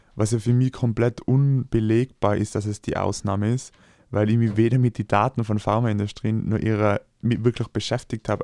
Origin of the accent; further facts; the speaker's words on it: Austria; ich als Österreicher